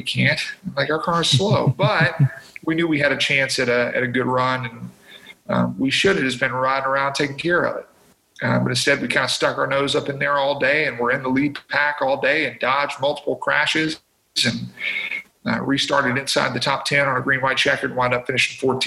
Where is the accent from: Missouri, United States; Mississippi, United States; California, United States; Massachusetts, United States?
Mississippi, United States; around Memphis, Tennessee; I grew up in Mississippi and right around the Memphis, Tennessee area